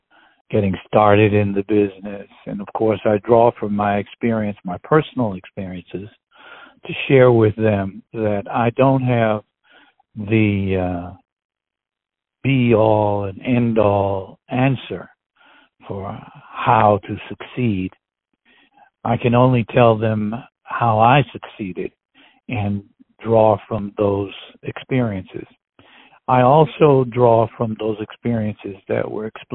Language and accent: English; Chicago, Illinois, United States; I was born in Chicago